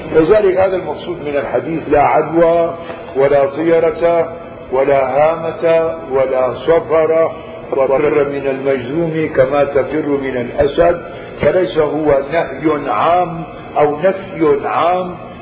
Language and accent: Arabic; Syria; عندنا في الشام